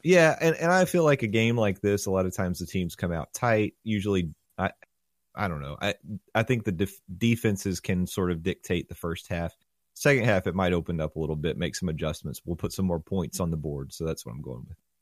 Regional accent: Knoxville, Tennessee, United States; growing up in Knoxville

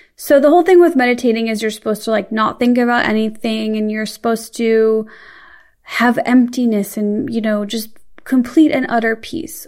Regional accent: Midwest, United States; I'm from the Midwest

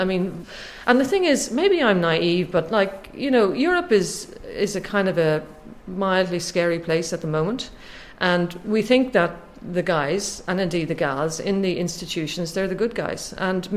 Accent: Ireland; I'm Irish

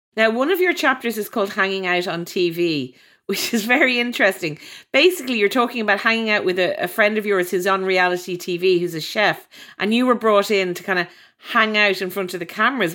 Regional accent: Ireland; I'm from Ireland

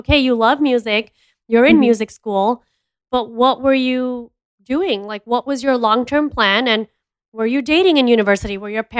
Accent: Jakarta, Indonesia; because I grew up in Jakarta and my grandparents lived in Dubai.

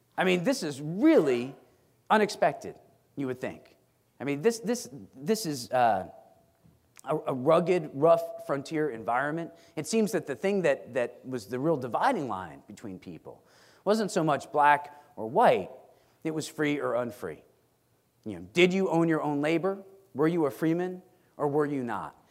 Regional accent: Stratford, Connecticut, United States; My hometown of Stratford, Connecticut

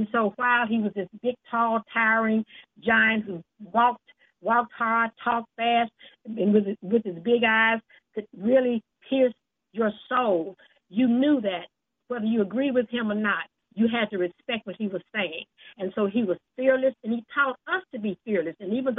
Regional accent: Canton, Mississippi, United States; the first black mayor of my hometown of Canton

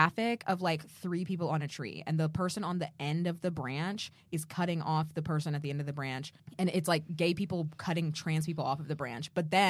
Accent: United States; I'm American.

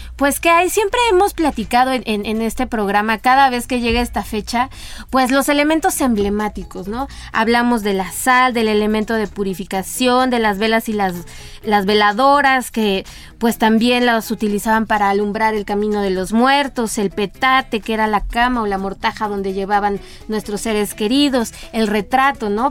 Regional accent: Mexico; como mexicanos somos los que partimos el pastel

